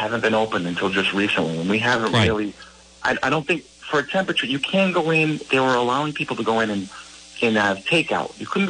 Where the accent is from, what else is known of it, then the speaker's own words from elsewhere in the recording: United States; That would be open for us, you know, because I'm American.